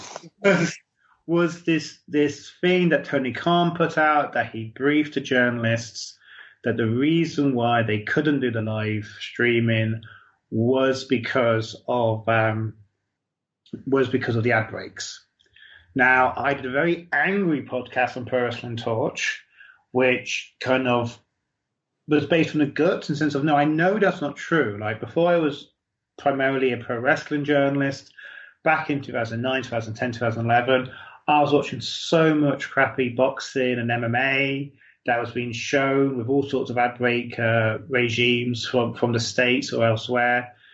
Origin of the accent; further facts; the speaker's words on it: United Kingdom; I'm a British boxing fan